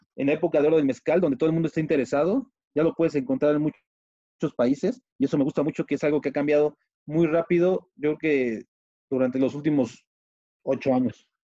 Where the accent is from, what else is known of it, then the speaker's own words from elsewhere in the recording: Mexico; yo soy mexicano, 100% mexicano